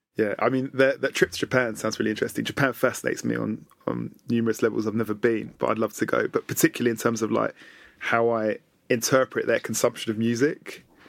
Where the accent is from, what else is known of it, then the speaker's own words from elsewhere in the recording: London, United Kingdom; Having been born and raised in London